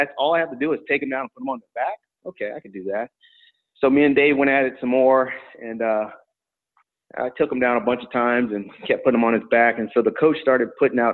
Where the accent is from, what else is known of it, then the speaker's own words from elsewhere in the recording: Tucson, Arizona, United States; I'm from a family of five, single mom, brought up in Tucson, Arizona, on the east side of Tucson